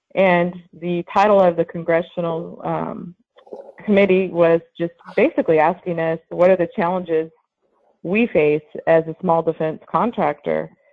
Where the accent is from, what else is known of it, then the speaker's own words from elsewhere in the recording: Lemoore, California, United States; I'm Central Valley. I grew up in Lemoore, California.